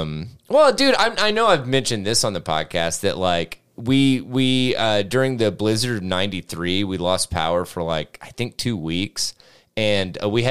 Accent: United States; I grew up in Granger County

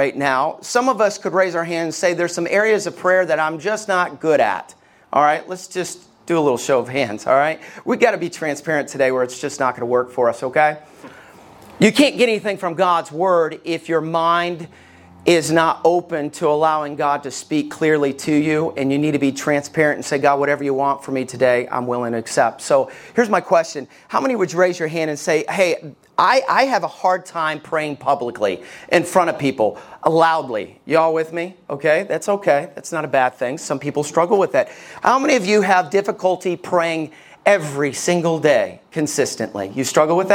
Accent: Somerville, Alabama, United States; I grew up in Somerville, Alabama

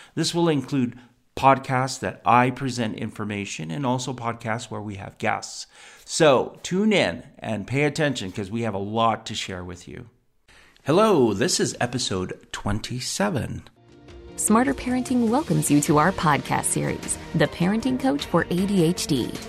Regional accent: United States; I was born here in the United States

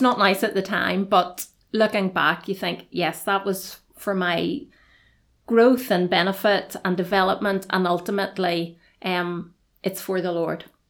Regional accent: Belfast, Northern Ireland, United Kingdom; moved away as an adult; now in Dungannon, United Kingdom; I am originally from Belfast.

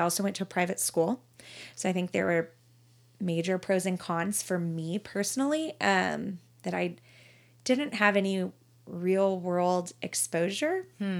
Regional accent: Colleyville, Texas, United States; In Colleyville.

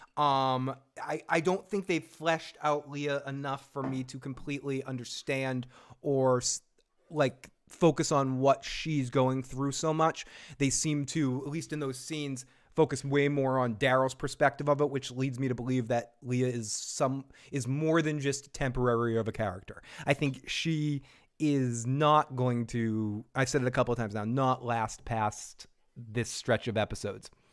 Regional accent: Boston, Massachusetts, United States; I'm from Boston

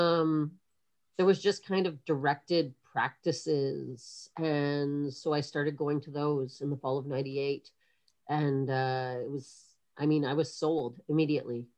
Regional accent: Kingston, Ontario, Canada; moved away as an adult; also born or lived in Montreal; we moved down south when I was like six or seven years old, and I grew up mostly in Kingston, Ontario

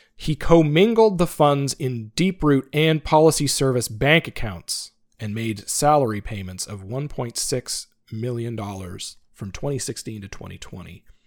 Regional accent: Canada; I'm a Canadian financial advisor

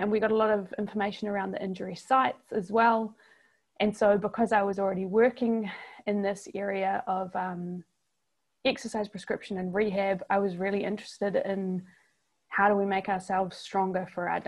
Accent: New Zealand; accent: New Zealand; in case listeners haven't realized from my accent, I'm from New Zealand, not Australia.

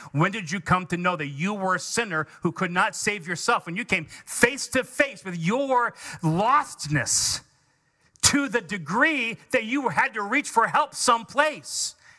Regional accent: United States; we are conservative Americans

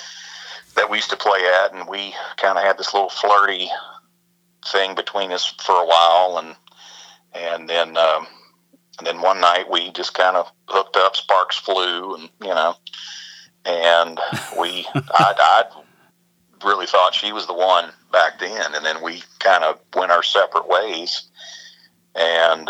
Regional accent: Roanoke, Virginia, United States; I'm originally from Virginia

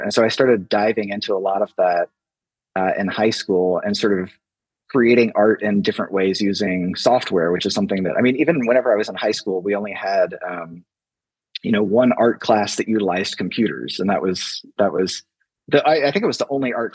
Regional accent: Southern Illinois, United States; moved away as an adult; now in Atlanta, United States; I grew up in Southern Illinois, just this impossibly small town, and then came to Atlanta to go to college

